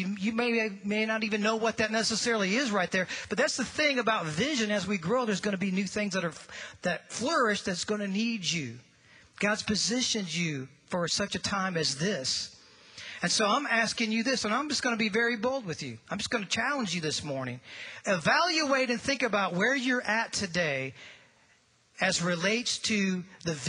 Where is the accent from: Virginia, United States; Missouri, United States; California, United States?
Missouri, United States; St. Louis; moved away; if you were to fly right through that arch and just turn to the left just a little bit and go about 5 miles, that's where I grew up